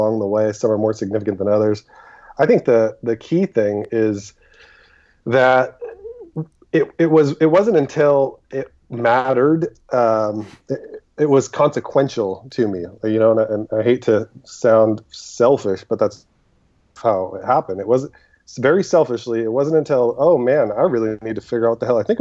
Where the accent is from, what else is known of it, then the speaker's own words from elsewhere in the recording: Egypt; moved away; I was born in Egypt